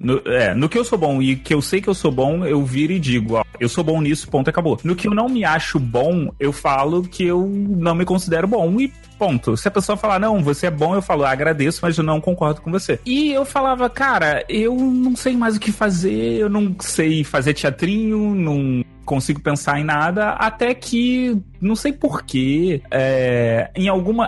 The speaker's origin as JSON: {"language": "Portuguese", "region": "Rio de Janeiro", "country": "Brazil", "said": "Eu sou carioca"}